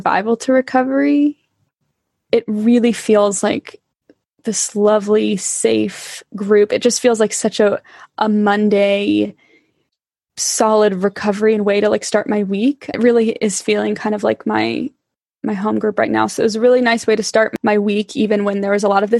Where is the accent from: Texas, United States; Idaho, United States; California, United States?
California, United States; now in England, United Kingdom; I am originally from California